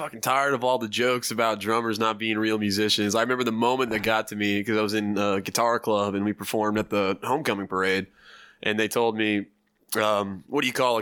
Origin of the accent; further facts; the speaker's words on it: Plano, Texas, United States; I'm from Plano.